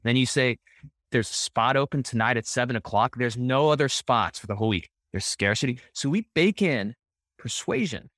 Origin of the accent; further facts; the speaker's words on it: El Paso, Texas, United States; I'm born and raised in El Paso, Texas. I'm a first generation American